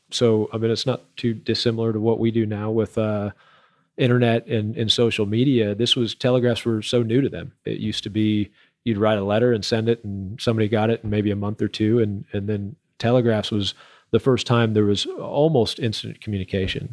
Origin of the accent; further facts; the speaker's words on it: Houston, Texas, United States; moved away as an adult; now in Permian Basin, United States; I'm from Houston